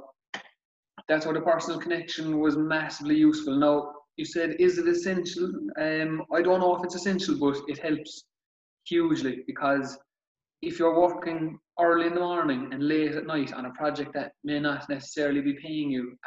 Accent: North Cork, Munster, Ireland; I'm from Bordervent. It's a small town in North Cork.

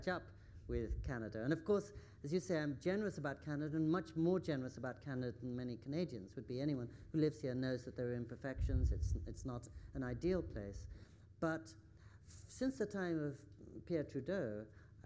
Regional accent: England, United Kingdom; also born or lived in California, United States; now in Japan; I grew up in England

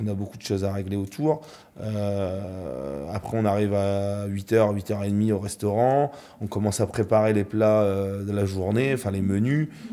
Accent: the North, Hauts-de-France, France; now in Normandy, France; je suis du Nord

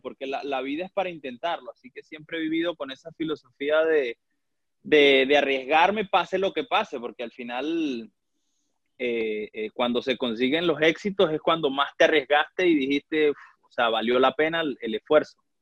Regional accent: Valera, Trujillo, Venezuela; moved away as an adult; also born or lived in Táchira, Venezuela; now in Grozny, Russia; yo nací en, Valera, Estado Trujillo.

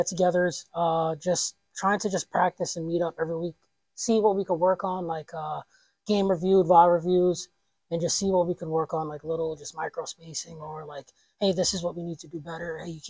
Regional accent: Mount Pocono, Pennsylvania, United States; moved away as an adult; also born or lived in Harlem, New York; now in Scranton, United States; I'm originally from Harlem, New York. I grew up in Mount Pocono.

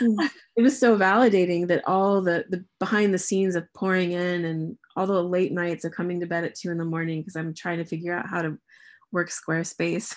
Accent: United States; moved away as an adult; now in England, United Kingdom; as an American living here

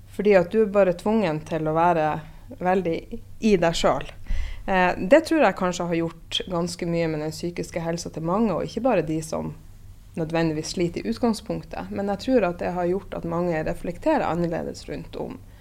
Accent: Northern Norway, Norway; jeg er fra Nord-Norge sjøl

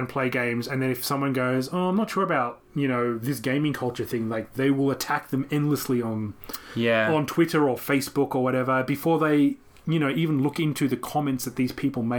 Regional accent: Canberra, Australian Capital Territory, Australia; moved away as an adult; also born or lived in Japan; when I came back to my hometown of Canberra

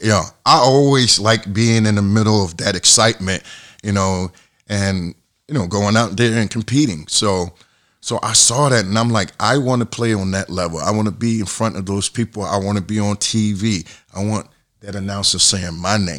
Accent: Atlantic City, New Jersey, United States; moved away as an adult; also born or lived in Massachusetts / Spain; growing up in Atlantic City

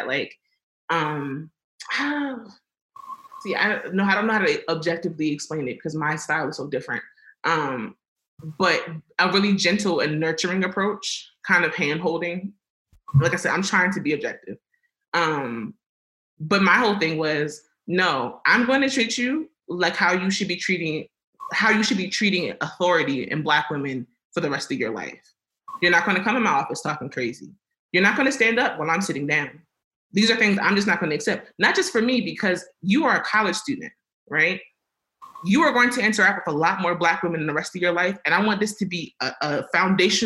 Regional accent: Baltimore, Maryland, United States; now in Albuquerque, United States; I am from Baltimore, Maryland

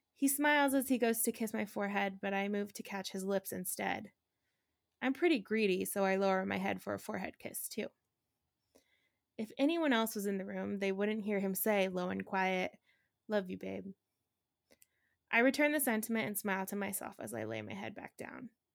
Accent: Reno, Nevada, United States; moved away; where I grew up in Reno, we have, um, this week long festival called Hot August Nights.

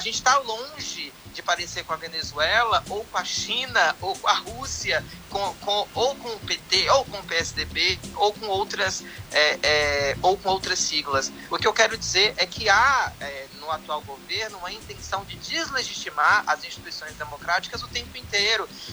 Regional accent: Vitória da Conquista, Bahia, Brazil; eu sou do sertão da Bahia

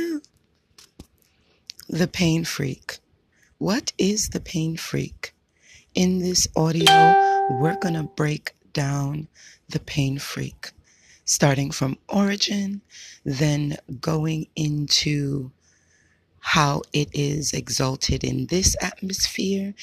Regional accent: United States; now in Hawaii, United States; I'm only American. I lived and breathed out here, so I wasn't born and raised in Haiti

